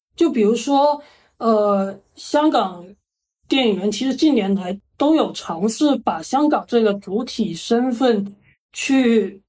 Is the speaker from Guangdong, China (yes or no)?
yes; Guangdong, China; 我们广东人